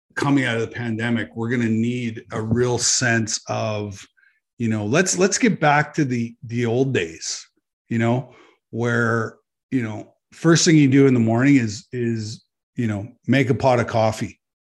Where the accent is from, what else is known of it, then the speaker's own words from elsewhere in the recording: Canada; as a Canadian citizen